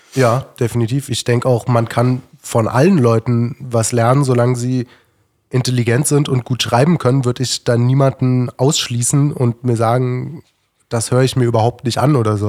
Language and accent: German; Berlin, Germany; ich bin recht links aufgewachsen und ich komme aus Berlin